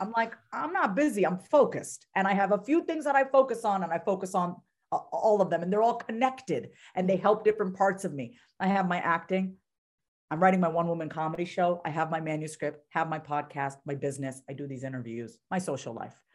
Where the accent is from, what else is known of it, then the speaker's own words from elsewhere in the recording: New York, United States; I'm from New York